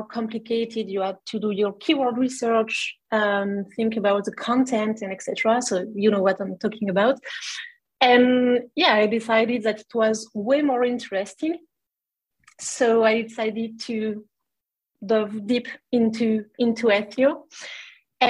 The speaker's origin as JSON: {"language": "English", "country": "France", "also_born_or_lived": "Montreal, Canada", "second_language": "English", "moved": "as an adult", "said": "I was coming from France and looking to improve my English"}